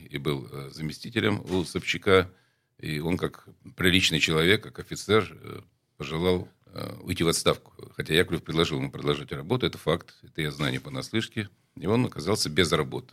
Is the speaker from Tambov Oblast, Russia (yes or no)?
no; Saint Petersburg, Russia; also born or lived in Port Arthur; Я тогда возглавлял спецслужбу моего родного города